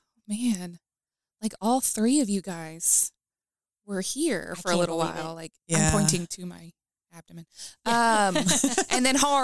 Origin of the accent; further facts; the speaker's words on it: Utica, Kentucky, United States; also born or lived in Louisville, Kentucky; So I was born in Louisville. We moved when I was six to Utica.